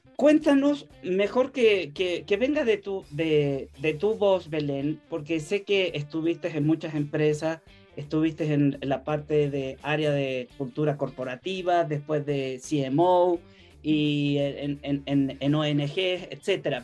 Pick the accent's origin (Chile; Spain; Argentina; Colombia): Chile; now in Mexico; soy chileno